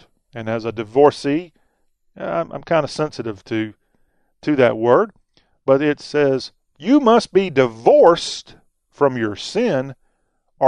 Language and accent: English; near Leesville, South Carolina, United States; now in Georgia, United States; not far from my hometown is a poultry festival, but that's not necessarily fried chicken. It celebrates all chicken because it's a big chicken-producing town in Leesville, South Carolina